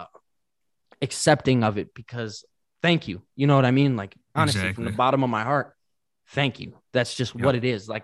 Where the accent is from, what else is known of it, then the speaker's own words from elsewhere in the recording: Detroit, Michigan, United States; I love my hometown. I'm still here